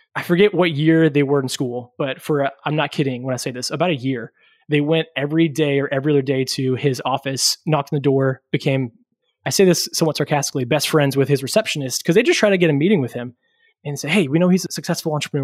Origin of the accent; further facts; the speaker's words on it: Louisville, Kentucky, United States; also born or lived in Lexington, Kentucky; I'm originally from Kentucky, have never left the state, and grew up in city of Louisville